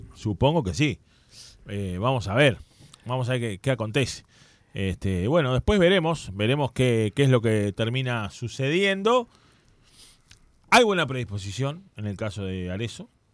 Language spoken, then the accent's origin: Spanish; Uruguay; El Brandy me crié ahí, jugué en el Brandy